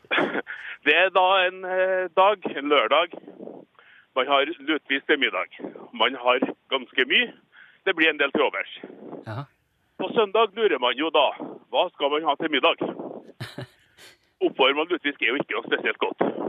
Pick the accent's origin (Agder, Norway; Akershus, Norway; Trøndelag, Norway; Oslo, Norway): Trøndelag, Norway; Skatval; now in Asker, Norway; Jeg kommer fra Skatval, men jeg ringer Ifra? Asker